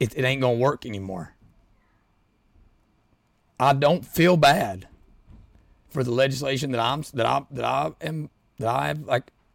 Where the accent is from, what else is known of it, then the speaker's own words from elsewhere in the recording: Southeastern Kentucky, United States; now in Louisville, United States; I'm from Southeastern Kentucky. Live in Louisville now.